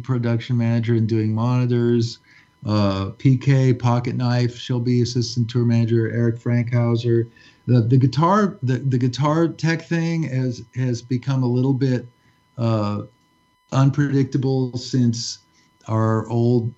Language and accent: English; Los Angeles, California, United States; moved away as an adult; also born or lived in New York; my hometown of Los Angeles